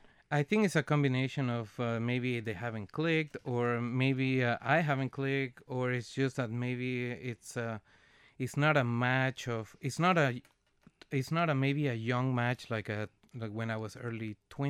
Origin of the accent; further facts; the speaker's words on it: Venezuela; English is a second language; now in Canada; So I am originally from Venezuela, and I'm being in Canada for 18 winters.